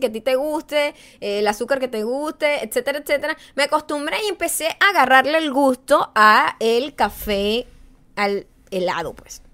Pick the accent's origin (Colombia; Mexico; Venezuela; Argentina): Venezuela; now in United States; Uno cuando es latino y un latino venezolano sabe esto